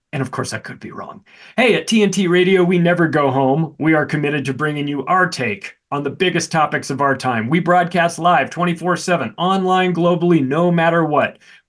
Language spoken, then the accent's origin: English; Denver, Colorado, United States; my hometown here of Denver